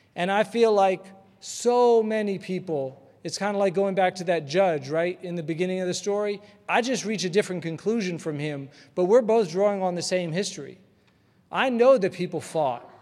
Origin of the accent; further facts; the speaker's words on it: Atlanta, Georgia, United States; growing up in Atlanta